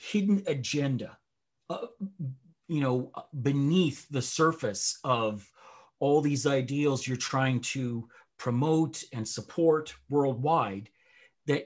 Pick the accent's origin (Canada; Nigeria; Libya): Canada; I'm a Canadian